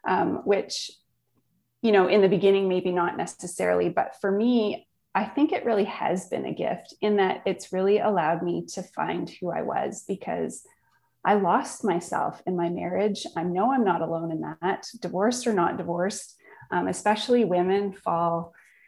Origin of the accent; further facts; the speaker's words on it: Northern Ontario, Canada; I grew up in Northern Ontario, small town, camping and outdoor life